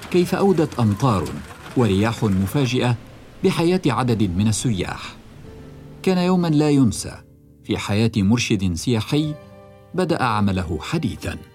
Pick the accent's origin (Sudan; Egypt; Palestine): Sudan; لا أنا من السودان ما كنتش أصلا حعرف عن الـ NFT أصلا محظورين إحنا